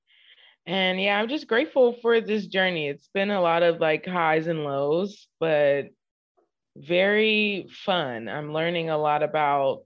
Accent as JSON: {"language": "English", "town": "Inglewood", "region": "California", "country": "United States", "moved": "as an adult", "lives_now": "Houston, United States", "said": "Inglewood specifically, South Central Los Angeles"}